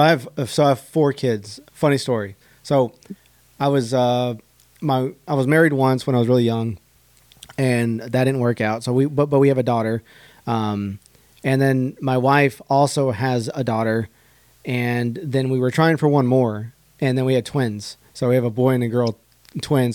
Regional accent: Dripping Springs, Texas, United States; now in Houston, United States; I'm originally from Dripping Springs, which is like right outside of Austin

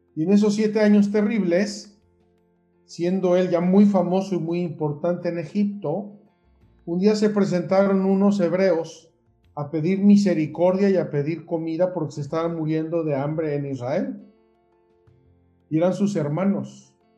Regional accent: Puebla, Mexico; moved away as an adult; also born or lived in Jerusalem; soy originario de Puebla

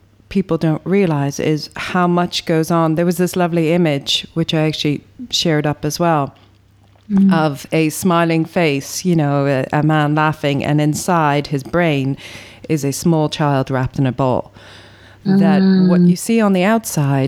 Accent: Ireland; being Irish

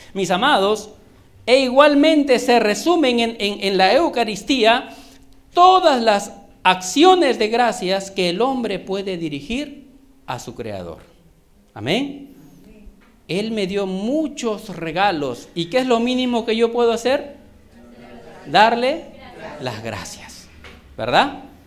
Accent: Trujillo, La Libertad, Peru; now in Lima, Peru; yo soy de Trujillo

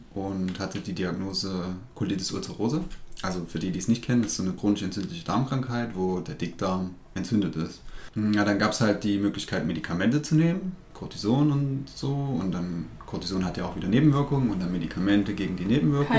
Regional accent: Rudolstadt, Thuringia, Germany; ich komme aus Ruderstadt

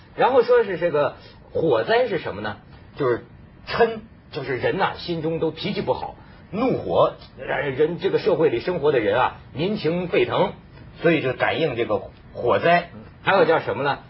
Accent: northern China, China; 我是北方人，在这个内陆

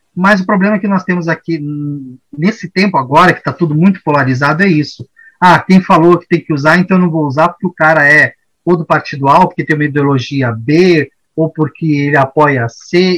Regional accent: Brazil; also born or lived in São Paulo; a gente como brasileiro

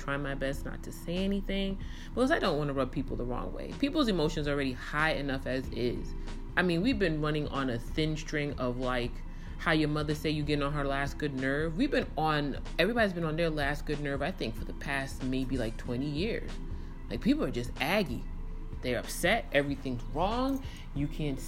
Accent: New York City, New York, United States; moved away as an adult; now in Dallas, United States; I had at least 20 years in the borough of Kings.

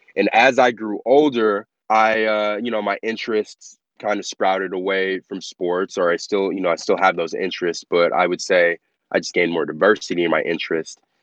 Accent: Las Vegas, Nevada, United States; I am born and raised in Las Vegas

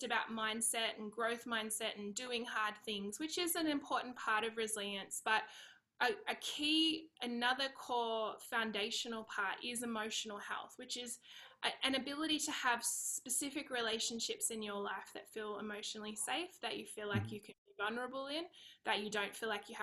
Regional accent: Australia; accent: Aussie; moved away as an adult; now in California, United States; I'm Australian. I live in California. Now, we've been here for about 3 years

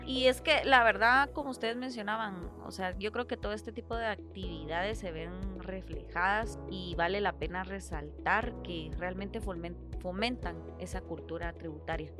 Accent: Guatemala; tenemos como guatemaltecos

